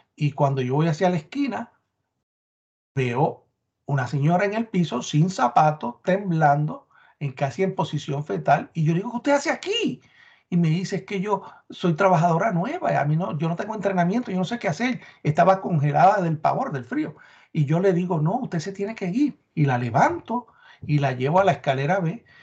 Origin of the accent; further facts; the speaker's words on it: Puerto Rico; moved away; yo soy el boricua